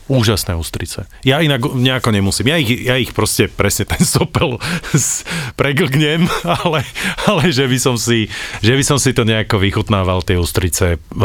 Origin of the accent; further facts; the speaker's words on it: Slovakia; we are from Slovakia